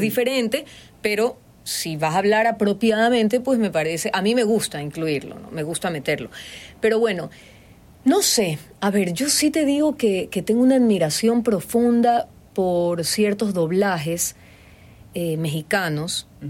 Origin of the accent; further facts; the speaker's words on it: Guayaquil, Guayas, Ecuador; accent: Guayaquileño; te estoy hablando con mi acento guayaquileño